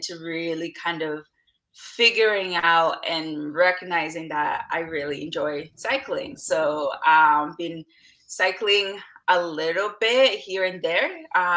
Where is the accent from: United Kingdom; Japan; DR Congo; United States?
DR Congo; now in Vancouver, Canada; I was born in Democratic Republic of Congo, which is like in the Central Africa region, and then I'm currently residing on unceded territories of the Musqueam, Tsleil-Waututh, Squamish Nation, which is presently known as Vancouver.